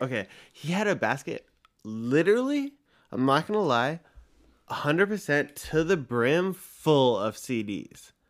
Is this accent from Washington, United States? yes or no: no; Los Angeles, California, United States; I was born in Woodland Hills